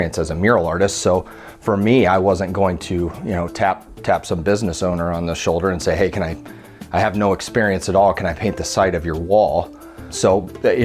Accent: Fontenelle, Iowa, United States; also born or lived in Creston, Iowa; I was born in Creston, Iowa, and I grew up in the little town of Fontenelle, Iowa, about 600 people

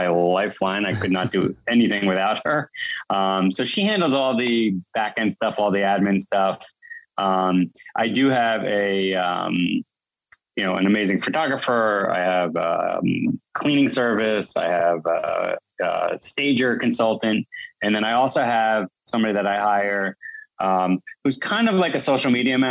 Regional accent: Westfield, New Jersey, United States; I grew up in Westfield. I actually is still in the town that I grew up

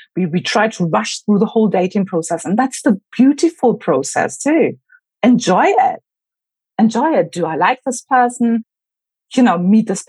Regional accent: Berlin, Germany; moved away as an adult; also born or lived in United Kingdom; I grew up in Berlin

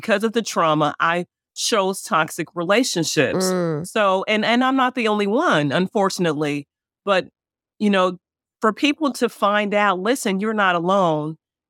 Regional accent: the North, United States; now in Memphis, United States; The difference North versus South is interesting, but I'm from the North.

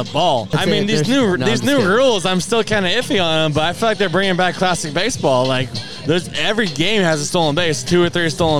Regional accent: California, United States; I grew up in California with the Giants

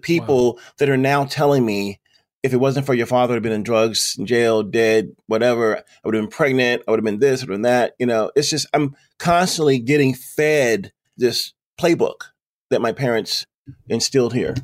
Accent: Lynchburg, Virginia, United States; Lynchburg, my hometown, where I am right now

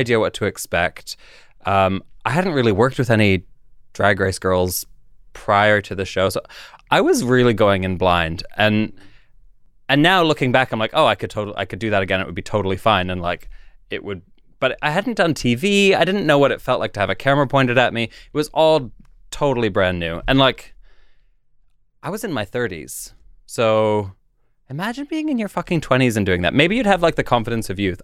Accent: Canada; moved away as an adult; now in London, United Kingdom; I grew up in Canada. I moved when I was, uh, in my twenties to London.

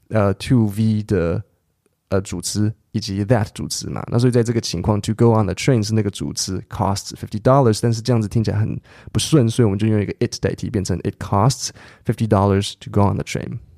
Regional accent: Taipei, Taiwan; I grew up in Taipei

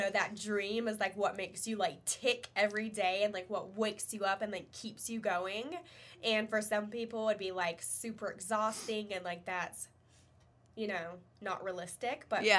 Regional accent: Kernersville, North Carolina, United States; we're born and raised in Kernersville.

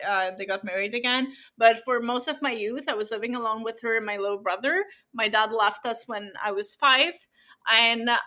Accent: Abitibi-Témiscamingue, Quebec, Canada; I come from a little village in Abitibi-Témiscamingue.

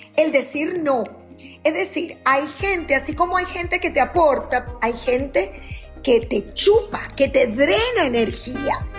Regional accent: Maracaibo, Zulia, Venezuela; moved away as an adult; now in United States; Soy venezolana de la tierra, una de las tierras más calientes de Venezuela, que es Maracaibo

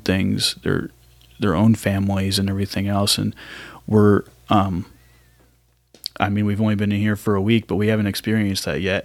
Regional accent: Ohio, United States; moved away as an adult; now in Raleigh, United States; I was pretty much raised in Ohio

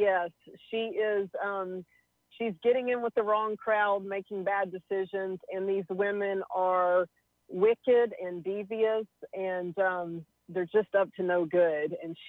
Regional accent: Longview, Texas, United States; growing up in Longview, it was such an interesting place because it's a smaller city, but it was big enough to have like a mall, and it is in the middle of nowhere. It's 2 hours east of Dallas, an hour from Shreveport.

